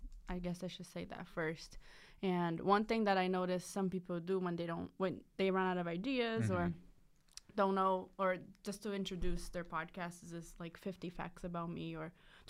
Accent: Brazil; English is a second language; now in United States; my second fact is that I was born and raised in Brazil.

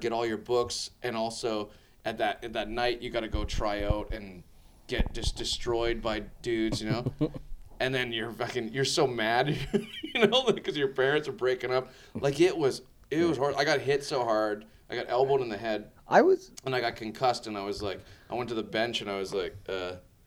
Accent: White Rock, British Columbia, Canada; I grew up in a little town outside of Vancouver called White Rock

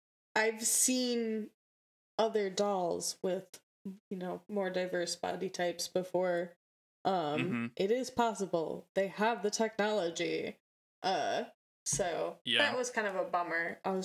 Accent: Midwest, United States; accent: Midwestern; If you can't tell by my Midwestern accent and my mumbling.

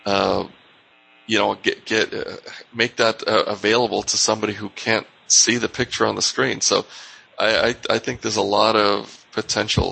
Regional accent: New York, United States; moved away; I'm from New York originally

